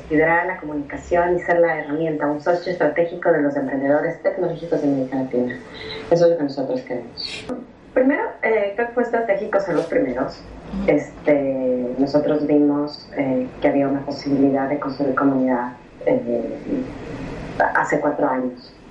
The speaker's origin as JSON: {"language": "Spanish", "country": "Ecuador", "moved": "as an adult", "lives_now": "Buenos Aires, Argentina", "said": "Este, sí, soy ecuatoriana, ojo. Yo"}